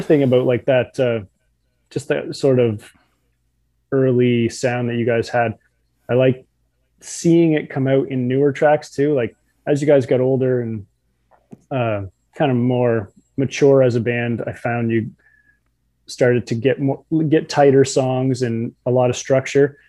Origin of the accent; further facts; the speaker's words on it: New Brunswick, Canada; I'm from New Brunswick